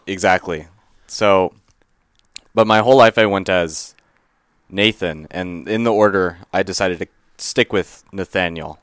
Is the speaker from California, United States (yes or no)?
yes; Livermore, California, United States; I grew up in Livermore, which is about an hour and a half east of San Francisco